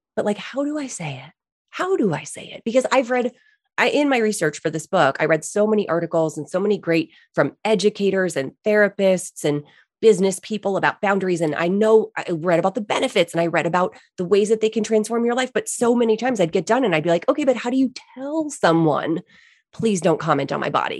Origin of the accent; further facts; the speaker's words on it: East Coast, United States; I grew up on the East Coast